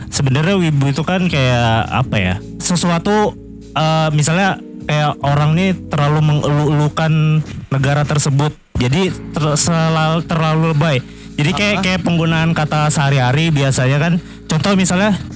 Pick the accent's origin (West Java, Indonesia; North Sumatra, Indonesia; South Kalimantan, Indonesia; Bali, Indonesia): South Kalimantan, Indonesia; Banjarbaru; Uh, saya dari Banjarbaru